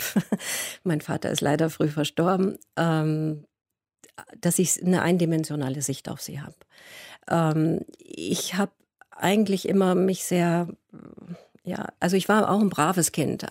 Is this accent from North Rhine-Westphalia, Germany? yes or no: no; Munich, Bavaria, Germany; moved away; ich bin ja aus München und bin von München weiter weggegangen